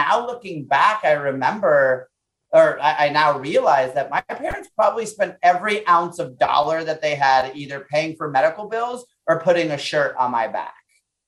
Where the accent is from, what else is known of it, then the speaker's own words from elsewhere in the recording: Puerto Rico; born there; moved away; So I was born in Puerto Rico. We moved to the States. I always say my parents were chasing the American dream, right?